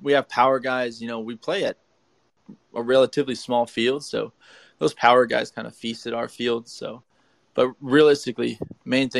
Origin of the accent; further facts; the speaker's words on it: Streetsboro, Ohio, United States; it's in Streetsboro. So my hometown